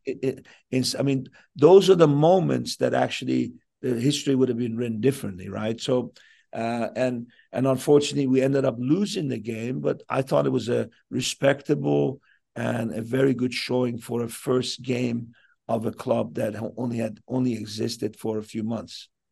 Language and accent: English; Southern California, United States; moved away as an adult; now in Vancouver, Canada; I was raised in Sou-, in Southern California.